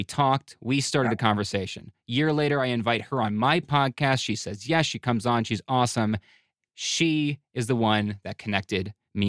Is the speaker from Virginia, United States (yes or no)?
no; Buffalo, New York, United States; moved away; I'm from Buffalo